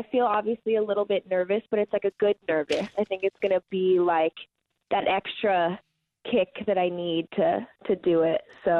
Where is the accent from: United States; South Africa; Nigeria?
United States; Rockland County, New York; also born or lived in Arizona; I was born in Arizona, and I actually grew up in Rockland County.